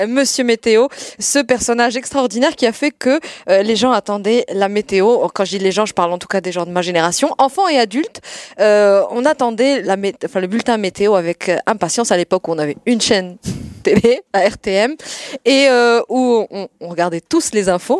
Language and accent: French; Agadir, Souss-Massa, Morocco; moved away; je suis d'Agadir